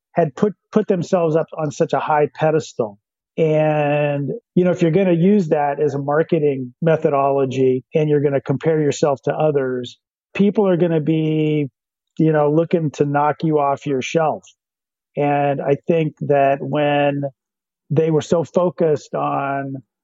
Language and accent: English; Hood Canal, Washington, United States; I grew up on the Hood Canal